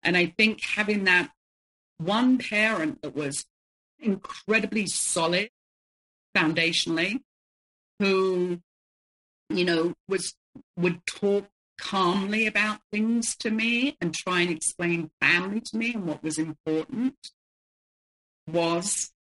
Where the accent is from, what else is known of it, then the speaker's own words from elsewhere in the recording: London, United Kingdom; I was growing up in the 70s and I was growing up in London